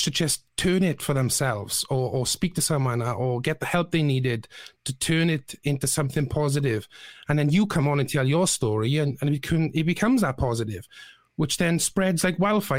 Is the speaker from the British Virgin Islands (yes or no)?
no; Bridgend, Wales, United Kingdom